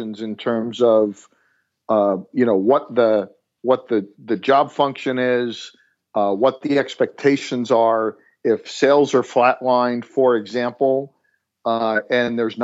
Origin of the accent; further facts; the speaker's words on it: New Jersey, United States; moved away as an adult; now in Atlanta, United States; born and raised in New Jersey, moved down to Atlanta 13 years ago